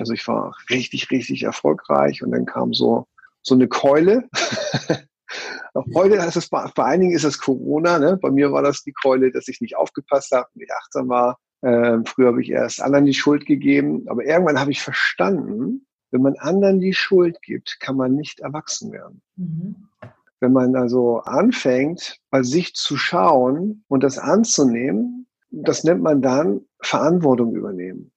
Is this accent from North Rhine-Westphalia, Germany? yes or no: no; Hamburg, Germany; now in Switzerland; geboren in Hamburg